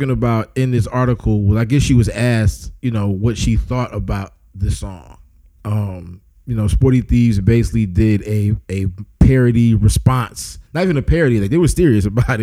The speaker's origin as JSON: {"language": "English", "town": "St. Louis", "region": "Missouri", "country": "United States", "tie": "born or raised there", "said": "growing up in St. Louis in like elementary school and middle school"}